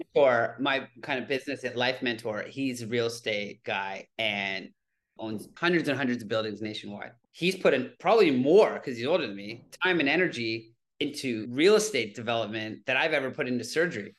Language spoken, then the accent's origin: English; Toronto, Ontario, Canada; moved away as an adult; now in New York City, United States; I grew up in Toronto, Canada